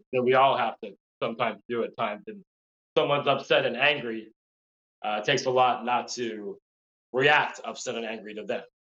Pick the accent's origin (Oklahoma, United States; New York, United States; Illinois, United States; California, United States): California, United States; La Crescenta; grew up in southern california um, la crescenta which is uh, a small suburb city in, in, la, or in california